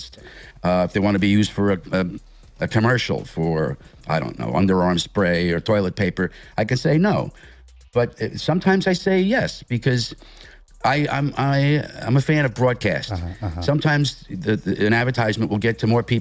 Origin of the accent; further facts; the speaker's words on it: Levittown, New York, United States; I'm from Levittown